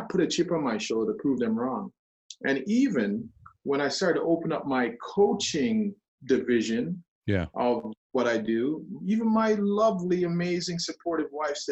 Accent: Jamaica; being Jamaican, that's also like, really, you don't accept help.

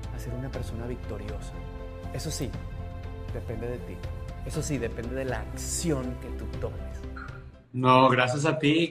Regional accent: Maturín, Monagas, Venezuela; moved away as an adult; now in United States; somos cuatro, somos eh, pues cuatro niños, nacimos en Maturín, Venezuela

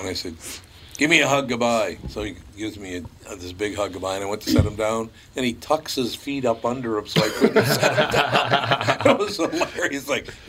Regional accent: Long Prairie, Minnesota, United States; born there; even though I was born in Long Prairie, Minnesota, I'm just grateful that I wasn't born in Somalia.

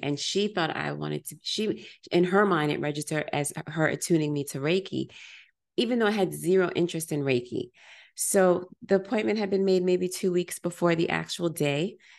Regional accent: United States; I'm African American, generations removed from Africa

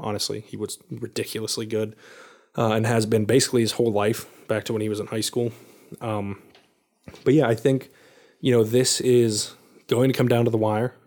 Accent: Central Pennsylvania, United States; I'm from Central Pennsylvania

